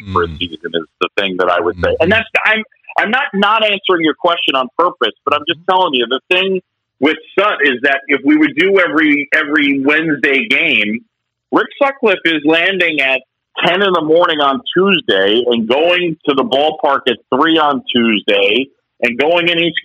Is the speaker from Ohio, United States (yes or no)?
no; New York City, New York, United States; also born or lived in Philadelphia, Pennsylvania; I was born in Philadelphia. I grew up in New York City, this little area that was created and opened in 1976. It's a small island between Manhattan and Queens called Roosevelt Island